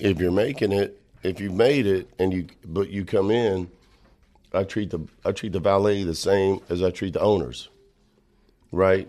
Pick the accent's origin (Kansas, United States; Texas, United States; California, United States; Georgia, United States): Texas, United States; Texas Panhandle, United States; I'm from the Texas Panhandle